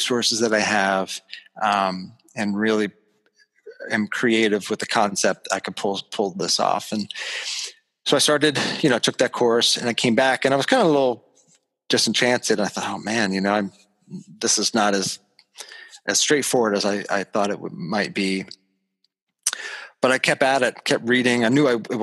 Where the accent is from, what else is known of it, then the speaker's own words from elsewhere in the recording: Levittown, Pennsylvania, United States; moved away as an adult; also born or lived in Western Michigan / Greenville, Pennsylvania; now in Shippensburg, United States; I'm from Levittown, Pennsylvania, a suburb. You know, I grew up in the 80s on a bike with mag wheels